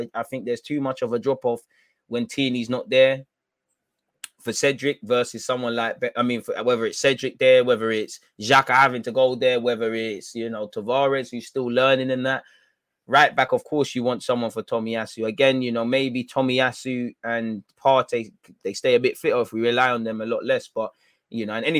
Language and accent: English; London, United Kingdom; now in Rome, Italy; Of course, I grew up in England. I'm a London boy, so maybe one day I'll be back in the Premier League to make noise there.